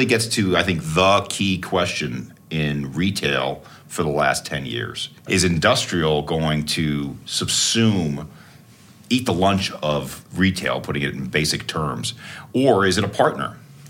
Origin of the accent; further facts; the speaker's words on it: Maryland, United States; I'm from Maryland. The corn is really good there, too.